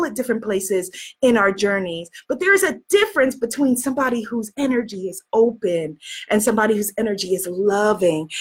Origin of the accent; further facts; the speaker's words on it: New York, United States; I'm from New York